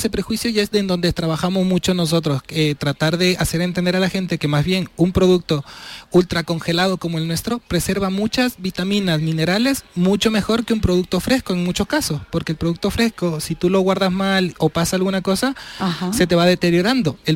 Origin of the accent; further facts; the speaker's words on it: Ecuador; moved away as an adult; also born or lived in Seville; now in Isla Mayor, Spain; Yo vengo de Latinoamérica, soy ecuatoriano